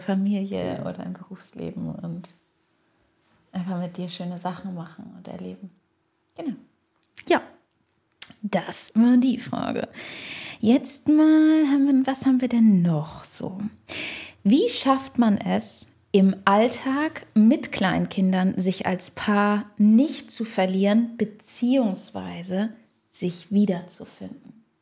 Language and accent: German; Schleswig-Holstein, Germany; moved away as an adult; now in Heidelberg, Germany; Wir kommen woanders her, aus dem Norden von Deutschland, aus Schleswig-Holstein.